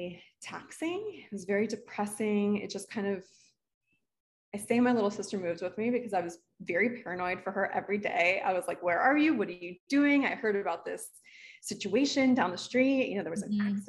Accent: Miami, Florida, United States; also born or lived in Orlando; I'm from South Florida

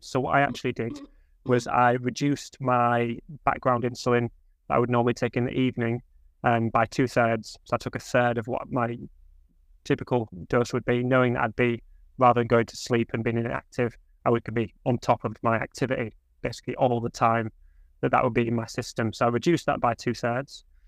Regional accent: Hull, Yorkshire and the Humber, United Kingdom; I grew up in Hull

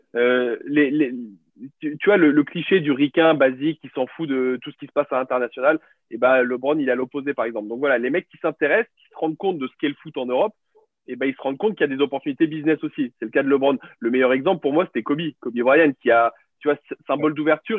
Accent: Béziers, Occitania, France; j'ai grandi, euh, grandi à Béziers, euh, à côté de Montpellier

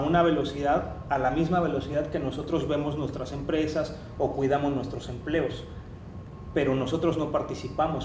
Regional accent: Mexico

